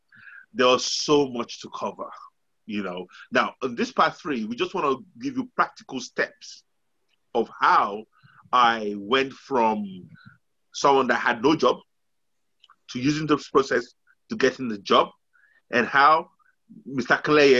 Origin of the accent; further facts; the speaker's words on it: Nigeria; moved away as an adult; Okay, now, very quickly, I came from Nigeria